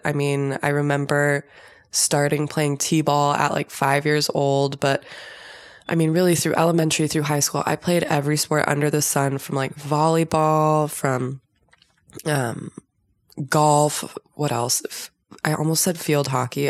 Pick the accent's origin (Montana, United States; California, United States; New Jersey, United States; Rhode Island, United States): California, United States; Southern; I was born and raised in Southern California